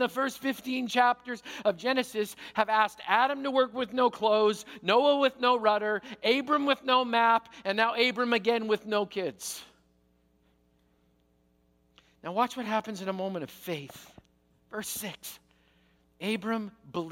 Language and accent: English; Canada; I'm Canadian.